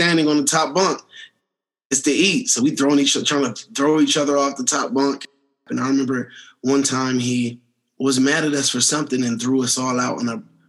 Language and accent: English; Washington, District of Columbia, United States; now in Colorado Springs, United States; I was born in Washington, D.C. at the age of 5 months old